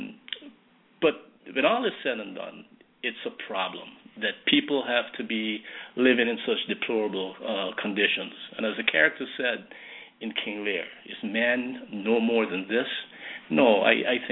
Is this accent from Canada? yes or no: no; Guyana; now in United States; back in my hometown, in my village, in Guyana. And even then, growing up as a boy in that village